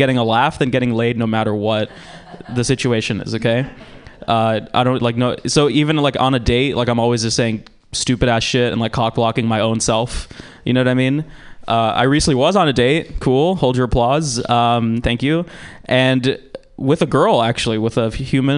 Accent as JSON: {"language": "English", "region": "Georgia", "country": "United States", "tie": "born or raised there", "moved": "yes", "lives_now": "San Francisco, United States", "said": "I'm from Georgia, which is a shitty place"}